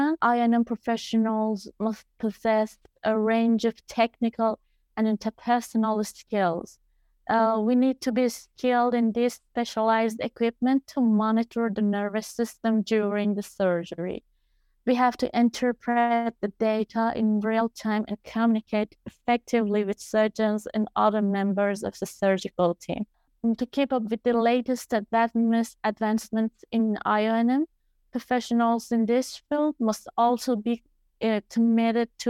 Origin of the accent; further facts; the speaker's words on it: Iran; also born or lived in Australia; the sanctions we have in Iran